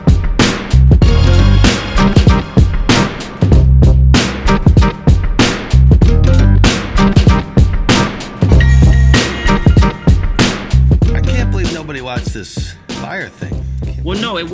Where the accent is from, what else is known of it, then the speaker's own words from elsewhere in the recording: Compton, California, United States; I'm from the West